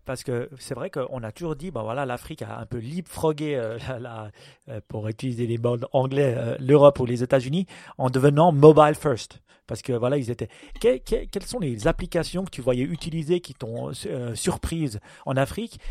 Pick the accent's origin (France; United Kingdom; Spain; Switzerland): Switzerland; nous, on est suisse